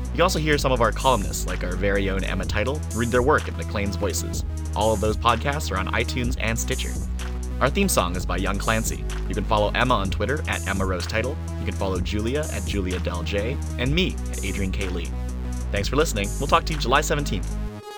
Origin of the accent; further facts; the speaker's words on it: Canada; those are the things that really, uh, I, that really form me. as a Canadian